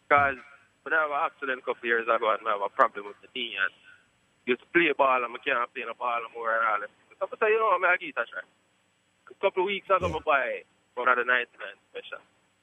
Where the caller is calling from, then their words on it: Poughkeepsie, New York, United States; You know, my call is from upstate New York.